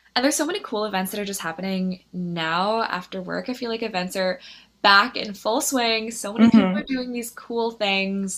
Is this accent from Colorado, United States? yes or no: no; Philadelphia, Pennsylvania, United States; moved away as an adult; now in New York City, United States; I'm actually originally from Philadelphia, which is where I went to college.